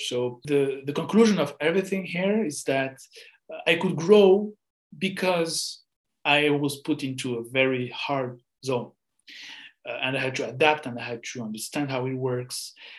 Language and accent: English; France; English is a second language; Because first I came from France, so I didn't really have experience before with Chinese people.